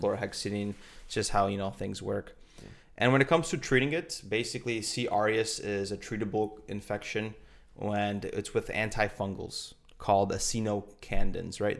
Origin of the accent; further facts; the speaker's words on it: Poland; we're from Pol-, both from Poland